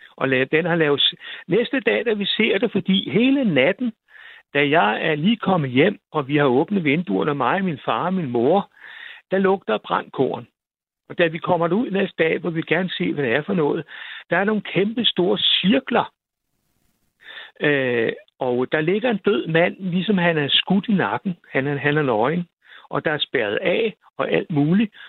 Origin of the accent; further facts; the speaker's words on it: Vor Frue, Zealand, Denmark; also born or lived in Kamstrup; derude, hvor jeg voksede op, der hed Vor